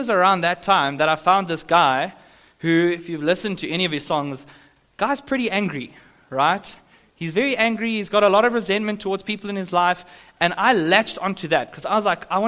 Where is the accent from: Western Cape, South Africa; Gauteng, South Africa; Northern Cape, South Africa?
Gauteng, South Africa; Johannesburg; moved away; I'm from Sandton in Joburg